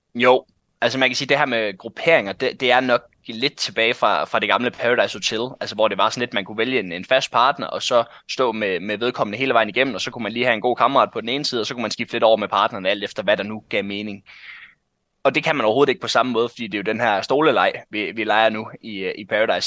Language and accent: Danish; North Jutland, North Denmark Region, Denmark